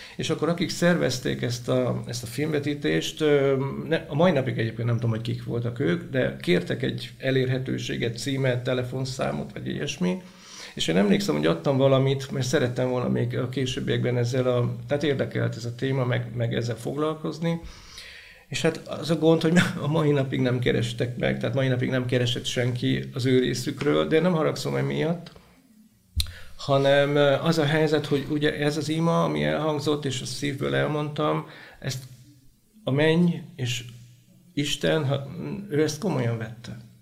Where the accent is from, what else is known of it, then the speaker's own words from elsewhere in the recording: Sárvár, Vas, Hungary; Vasmegyei vagyok, Sárváron születtem